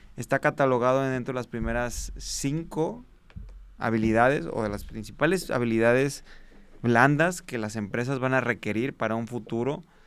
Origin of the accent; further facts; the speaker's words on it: Guadalajara, Jalisco, Mexico; soy originado de Guadalajara, Jalisco, Aquí fue donde empezamos